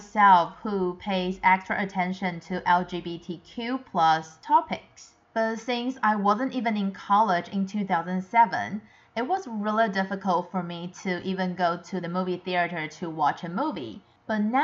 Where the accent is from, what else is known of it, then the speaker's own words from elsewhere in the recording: Taiwan; I'm from Taiwan